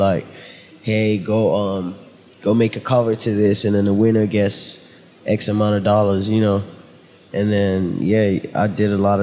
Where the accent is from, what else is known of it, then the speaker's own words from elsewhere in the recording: Nigeria; now in United States; Originally from Nigeria